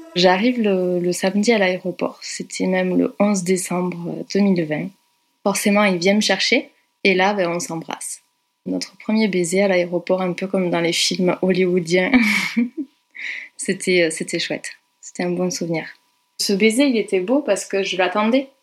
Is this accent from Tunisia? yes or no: no; Carcassonne, Occitania, France; moved away as an adult; also born or lived in Brussels, Belgium; je suis originaire de Carcassonne